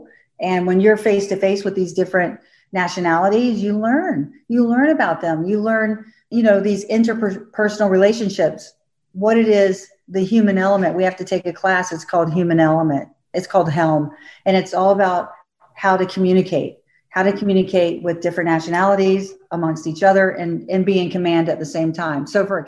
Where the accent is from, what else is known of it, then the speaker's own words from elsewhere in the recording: Florida, United States; I grew up in Florida